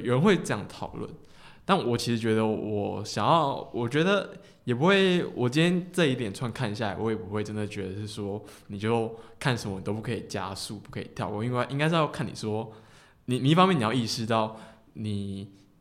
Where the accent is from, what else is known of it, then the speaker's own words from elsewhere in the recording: Tainan, Taiwan; 我是台南人啊